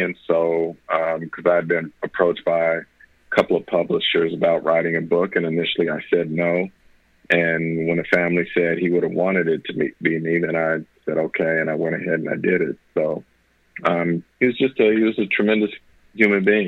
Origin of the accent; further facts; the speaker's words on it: Northern California, United States; I grew up in Northern California